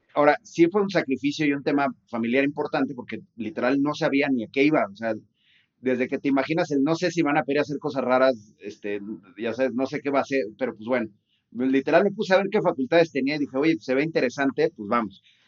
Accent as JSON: {"language": "Spanish", "town": "Guadalajara", "region": "Jalisco", "country": "Mexico", "said": "yo soy de Guadalajara, este, y soy abogado"}